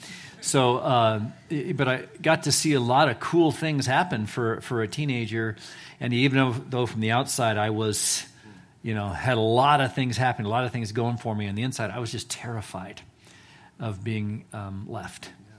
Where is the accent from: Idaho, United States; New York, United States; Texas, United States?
Idaho, United States; Eagle; also born or lived in San Antonio, United States; So I grew up actually in Eagle, Idaho, before it was cool. And we lived on a 10-acre plot up there on North Eagle Road, and moved from Winnetkin, from San Antonio, from different places, but was here from the third grade on.